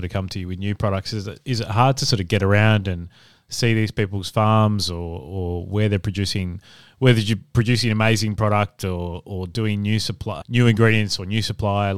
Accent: Adelaide, South Australia, Australia; also born or lived in Brisbane / Perth; now in Melbourne, Australia; I'm originally from Adelaide

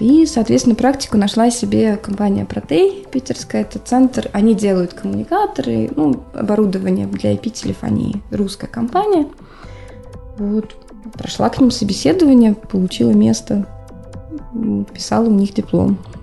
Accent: Dnipro, Dnipropetrovsk Oblast, Ukraine; also born or lived in Murmansk, Russia / Petrozavodsk, Russia; now in Finland; я вообще сама с Украины, с Днепропетровска

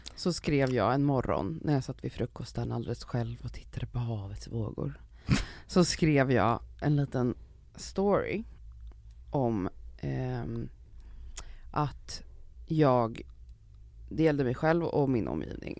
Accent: Stockholm, Stockholm County, Sweden; Jag växte upp i Farsta, det är arbetarklass, låg medelklass.

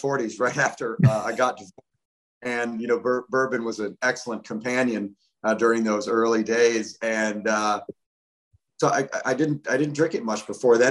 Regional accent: Michigan, United States; moved away as an adult; also born or lived in Bay City, Michigan / Grayling, Michigan; now in Kentucky, United States; I grew up in Michigan and moved to Kentucky 30 years ago

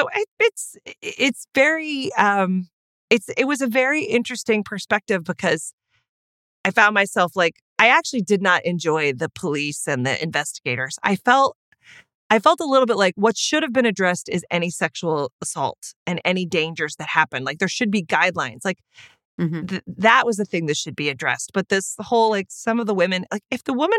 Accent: United States; I'm an American

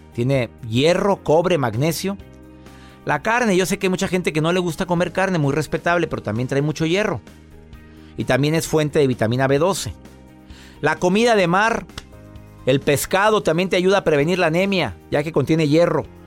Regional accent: Monterrey, Nuevo León, Mexico; somos de Monterrey, Joel y yo

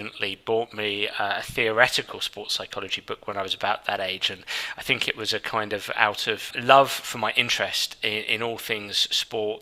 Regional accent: London, United Kingdom; I grew up and lived in London at the time

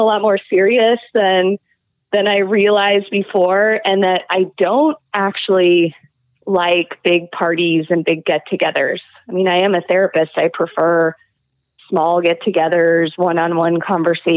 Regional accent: Moscow, Idaho, United States; growing up in Moscow and also with my family

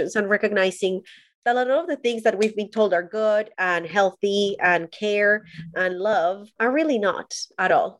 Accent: Colombia; I am Colombian. I was born and raised in Colombia

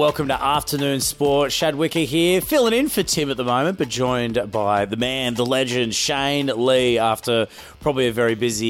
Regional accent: Cairns, Queensland, Australia; moved away; I'm originally from Cairns. I love it up that way.

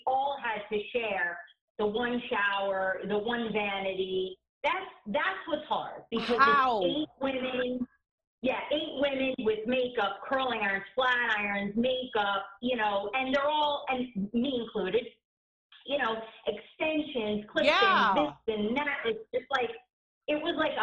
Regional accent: New Jersey, United States; also born or lived in New York; I am pretty much living in Jersey my whole life. I'm originally from New York.

